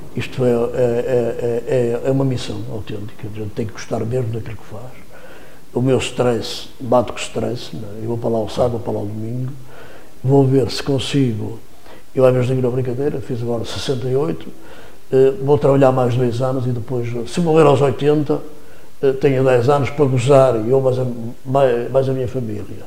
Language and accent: Portuguese; Vila Nova de Gaia, Norte, Portugal; Gaia, e neste caso estou, estou a falar da minha terra